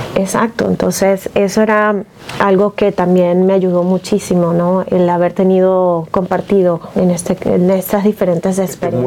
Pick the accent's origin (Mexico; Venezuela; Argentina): Venezuela; moved away as an adult; also born or lived in Seattle; En Venezuela, bueno, yo venía recién graduada